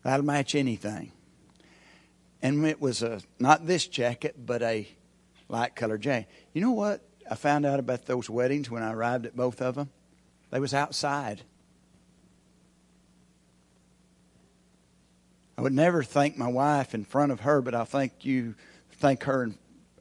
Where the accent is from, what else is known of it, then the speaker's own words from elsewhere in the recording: Locust, United States; moved away; since I grew up in Locust.